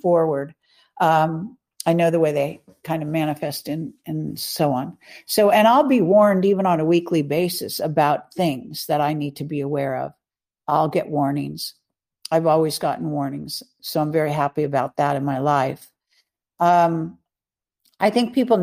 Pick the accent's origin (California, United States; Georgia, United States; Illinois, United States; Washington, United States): California, United States; I'm a Californian since I was born. I was, you know, I'm even third or fourth generation Californian